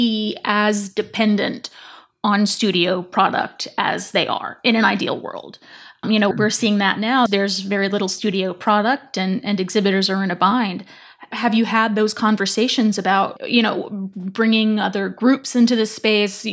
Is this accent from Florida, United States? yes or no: no; Charlotte, North Carolina, United States; I grew up in Charlotte, North Carolina